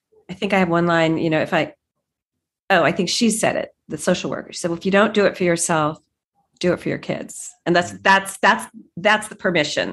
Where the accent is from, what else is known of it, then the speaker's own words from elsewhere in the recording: Silicon Valley, California, United States; having been born and raised in Silicon Valley, like in the heart of Silicon Valley